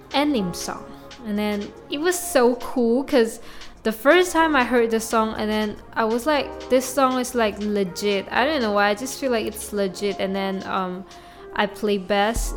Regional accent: Malaysia; first language Mandarin; English is a second language; my mother language is definitely Mandarin because I'm a Chinese from Malaysia

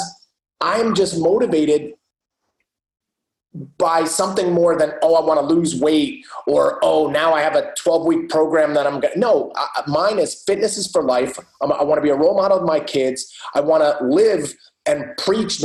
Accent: New Jersey, United States; I am from New Jersey

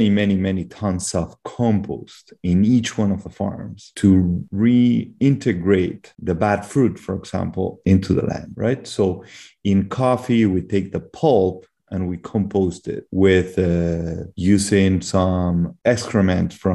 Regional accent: Peru; moved away as an adult; also born or lived in Belgium / Canada; I grew up in Peru. I spent most of my life here, except for 1 year where I lived in Belgium when I was very, very young

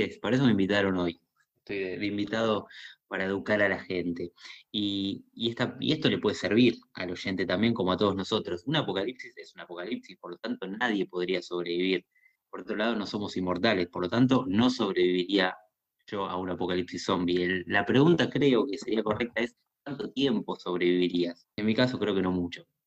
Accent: Argentina; tenemos los argentinos

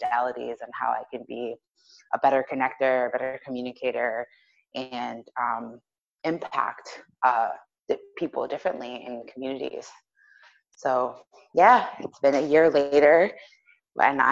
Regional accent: New York, United States; I am from New York

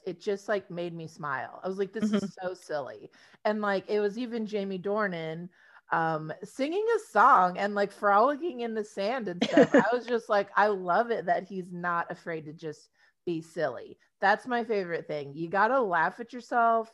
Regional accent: Texas, United States; we're from Texas

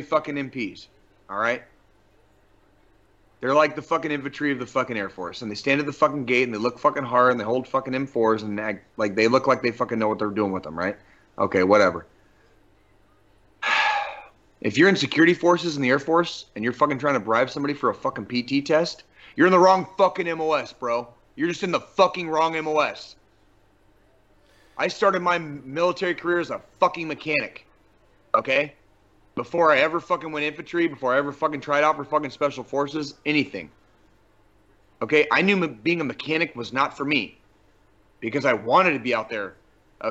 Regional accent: Tucson, Arizona, United States; moved away as an adult; also born or lived in Colorado Springs, Colorado; growing up in Tucson, Arizona

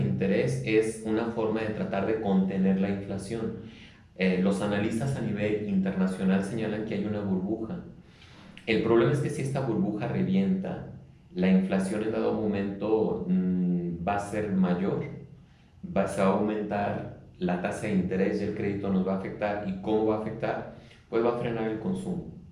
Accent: Mexico City, Mexico; now in León, Mexico; yo no soy de León. Mi familia todo es de aquí de León. Yo nací en Chilangolandia

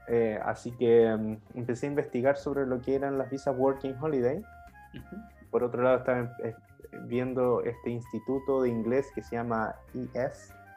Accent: Rancagua, O'Higgins, Chile; moved away as an adult; now in Sweden; nosotros somos de la misma ciudad en Chile, somos de Rancagua

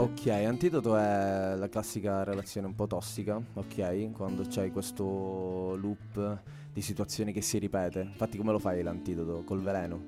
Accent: Palermo, Sicily, Italy; moved away as an adult; now in Milan, Italy; sono di Palermo, sono siciliano e mi sono trasferito a Milano da due annetti

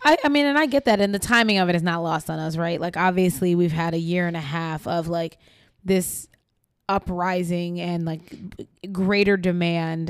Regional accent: New York, United States; I grew up in New York

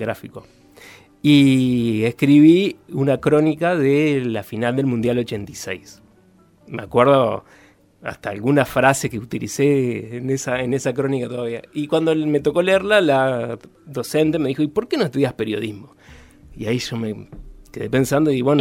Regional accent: Concordia, Entre Ríos, Argentina; moved away as an adult; now in Paraná, Argentina; ya nos vinimos para acá y desde Concordia

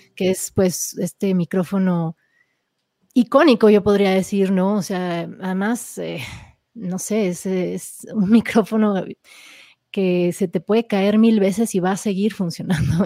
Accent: Mexico City, Mexico; also born or lived in California, United States; nací en, California, en Estados Unidos, pero crecí en la Ciudad de México.

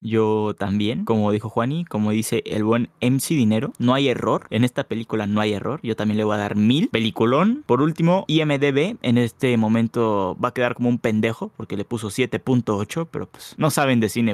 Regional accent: Mexico; los que somos aquí de México

